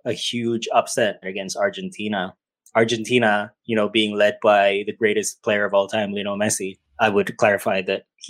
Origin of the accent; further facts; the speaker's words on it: Qatar; moved away; I grew up in Qatar.